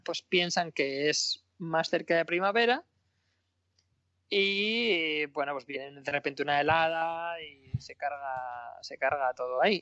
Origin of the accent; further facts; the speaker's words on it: Madrid, Community of Madrid, Spain; also born or lived in Granada / Berlin / Penryn; yo soy madrileño